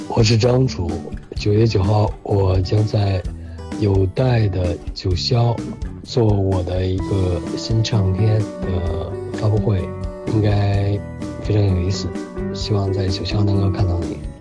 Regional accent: China; 我们中国人特别喜欢听文本

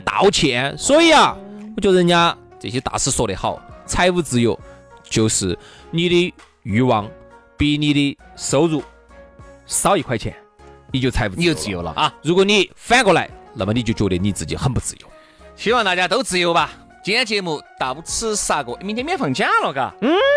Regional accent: China; 当然我们中国人本来就比较爱钱嘛

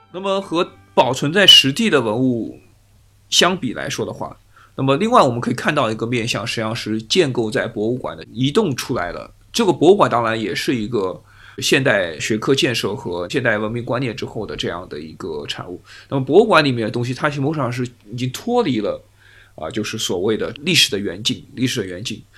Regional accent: China; 当然我们作为中国人

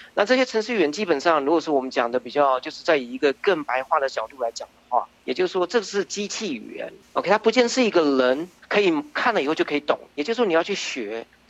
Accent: Taichung, Taiwan; moved away as an adult; now in United States; 我是在台湾出生的，呃，在台中出生，然后，呃，到美国之前，呃，我，我就，就是我，我读的是电子跟电脑工程，然后在美国之前呢，也，就在，呃，大众电脑下面的一个分支机构

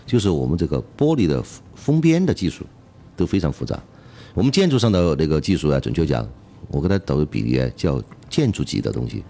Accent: Chongqing, China; 作为重庆人的讲，还是始终想嗯。把这个成果呀，嗯。带到我们家乡来

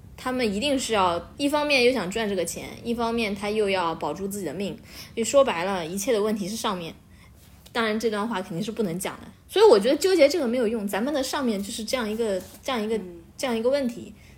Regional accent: Beijing, China; 来自北京

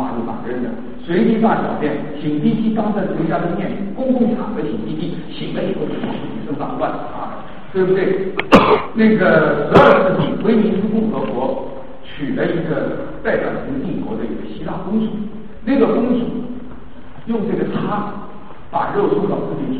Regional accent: China; 我们中国人近代以来呢，就接受了这样的一个呃这样的一个文明概念。

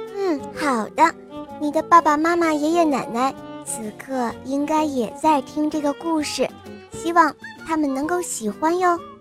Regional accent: Jiangsu, China; 我来自江苏

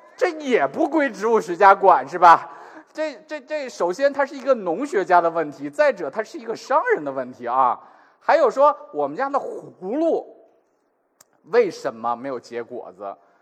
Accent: China; 我们中国人

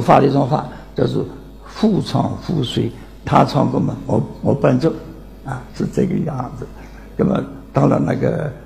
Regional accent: Nancheng, Jiangxi, China; moved away; 今年九十二岁，江西南城人

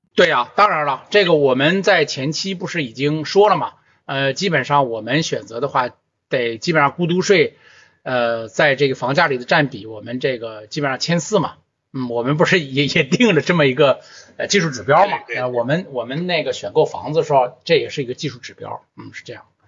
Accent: China; 我们中国人的土地是向国家租赁的嘛

